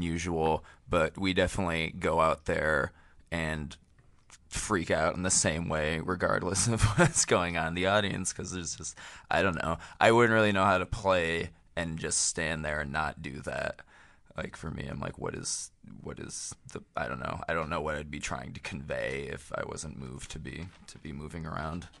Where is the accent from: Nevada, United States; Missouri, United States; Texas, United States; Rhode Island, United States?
Rhode Island, United States; Providence; we're from Providence